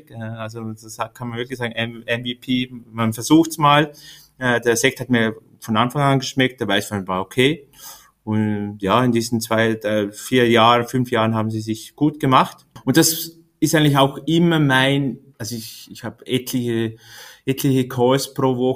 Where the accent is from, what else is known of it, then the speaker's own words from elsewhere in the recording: Liechtenstein; Ähm, ich komme aus Liechtenstein. Äh, habe da mein Gymnasium gemacht und dann äh, wollte ich die große Welt äh, kennenlernen